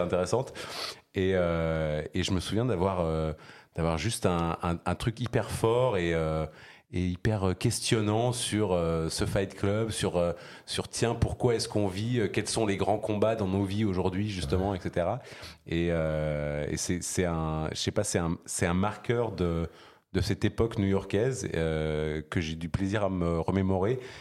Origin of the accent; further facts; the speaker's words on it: Switzerland; moved away as an adult; also born or lived in New York, United States; now in Paris, France; j'ai des origines diverses, mais j'ai grandi en Suisse